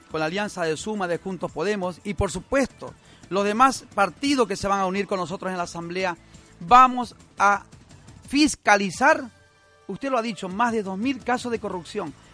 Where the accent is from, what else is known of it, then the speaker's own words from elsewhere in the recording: Ecuador; moved away; los ecuatorianos en el mundo podemos retornar a nuestro país